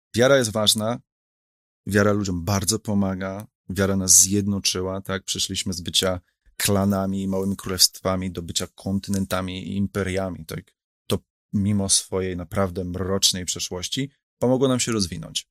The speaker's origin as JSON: {"language": "Polish", "town": "Warsaw", "region": "Masovian Voivodeship", "country": "Poland", "said": "ja jestem z Warszawy, tak? My tata z Białegostoku, tak? Ja jestem stąd"}